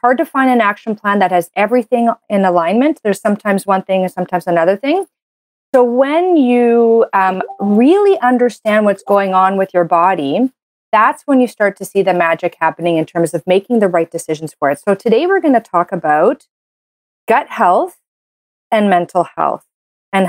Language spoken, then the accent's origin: English; Canada; I'm a Canadian medical doctor